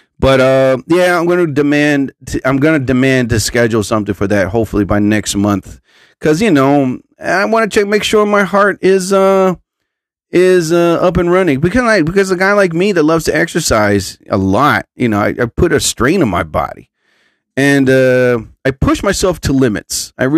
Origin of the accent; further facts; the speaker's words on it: Arizona, United States; I am from Arizona